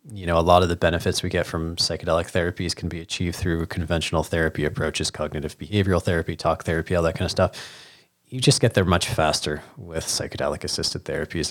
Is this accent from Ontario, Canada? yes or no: yes; Hamilton, Ontario, Canada; being a young Jewish boy growing up in Hamilton